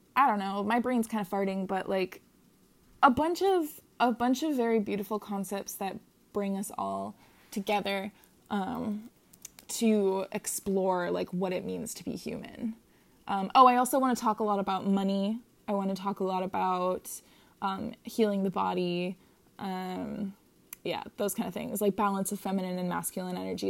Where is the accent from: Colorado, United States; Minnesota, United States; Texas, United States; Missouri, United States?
Minnesota, United States; moved away as an adult; now in Hawaii, United States; I currently live in Hawaii, um, and I'm from Minnesota